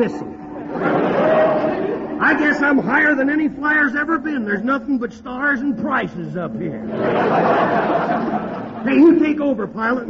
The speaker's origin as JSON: {"language": "English", "region": "Texas", "country": "United States", "tie": "born there", "said": "Well, I was born in Texas."}